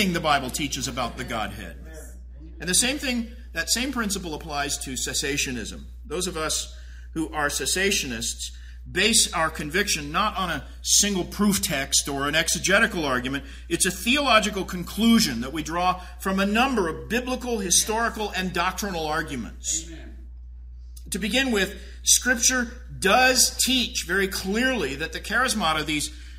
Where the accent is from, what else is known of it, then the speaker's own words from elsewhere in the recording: Tulsa, Oklahoma, United States; I grew up in Tulsa